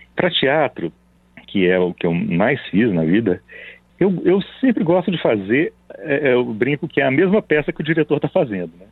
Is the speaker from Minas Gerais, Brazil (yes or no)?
yes; Belo Horizonte, Minas Gerais, Brazil; now in São Paulo, Brazil; Eu vim para São Paulo eu nasci em Belo Horizonte